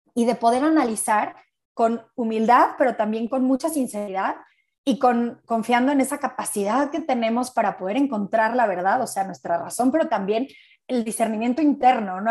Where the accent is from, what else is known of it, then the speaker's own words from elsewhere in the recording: Mexico; soy mexicana